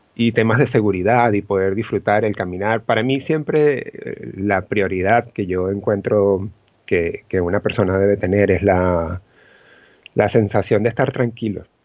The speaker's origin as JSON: {"language": "Spanish", "town": "Los Teques", "region": "Miranda", "country": "Venezuela", "also_born_or_lived": "Caracas, Venezuela", "moved": "as an adult", "lives_now": "Barcelona, Spain", "said": "yo soy de Los Teques. Ok. Eh, específicamente de una zona que se llama La Macarena"}